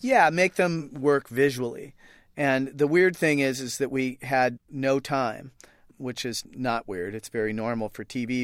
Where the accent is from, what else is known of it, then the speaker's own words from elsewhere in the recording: Oregon, United States; Matt Groening, who created The Simpsons, and I are both grew up in Oregon